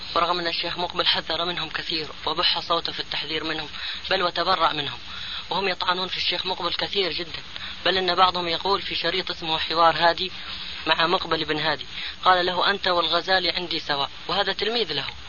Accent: Hadhramaut, Yemen; عندنا في حضرموت

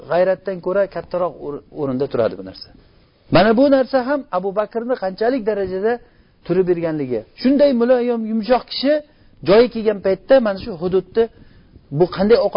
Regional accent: Uzbekistan; o'zimizda o'zbekchilik degan narsamiz bor

